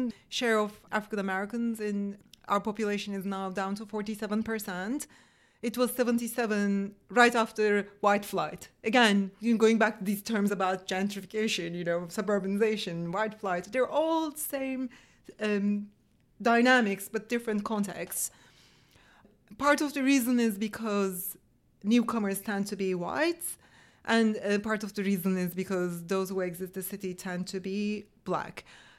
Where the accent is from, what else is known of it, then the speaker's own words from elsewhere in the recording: Turkey; now in Washington, United States; I came from Turkey to fill them.